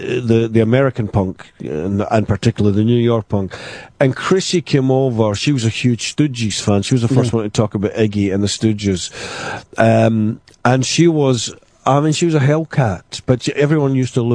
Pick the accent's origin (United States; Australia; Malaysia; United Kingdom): United Kingdom; Glasgow, Scotland; the music in my house, growing up in Glasgow